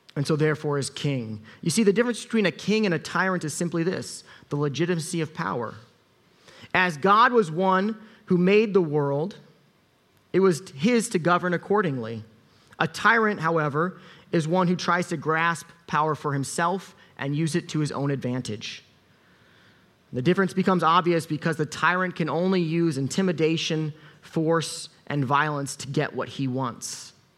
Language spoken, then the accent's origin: English; United States; I'm American